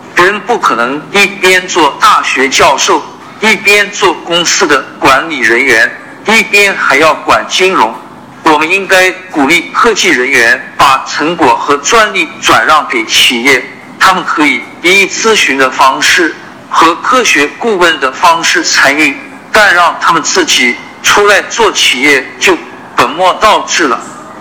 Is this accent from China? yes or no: yes; Zhumadian, Henan, China; moved away; also born or lived in Zhengzhou, Henan; 我出生在河南郑州，但成长在河南省驻马店